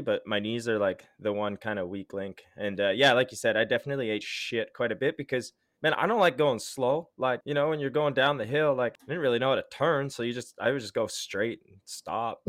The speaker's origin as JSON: {"language": "English", "town": "Ottawa", "region": "Ontario", "country": "Canada", "tie": "born or raised there", "said": "I grew up in Ottawa"}